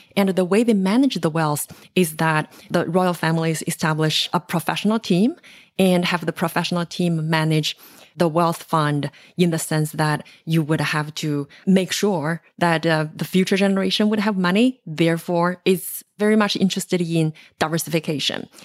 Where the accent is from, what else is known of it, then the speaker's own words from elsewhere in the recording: China; moved away as an adult; now in United States; I grew up in China in an era where, you know, it's, um, my generation is the so-called one child generation.